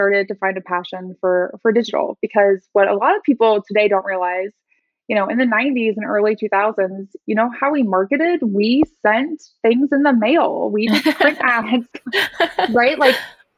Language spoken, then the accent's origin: English; Midwest, United States; I grew up in the Midwest.